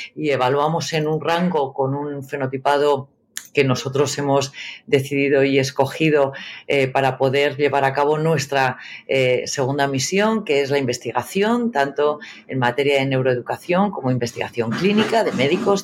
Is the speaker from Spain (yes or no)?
yes; Burgos, Castile and León, Spain; moved away; also born or lived in New York; yo soy periodista, eh, eh, soy de Burgos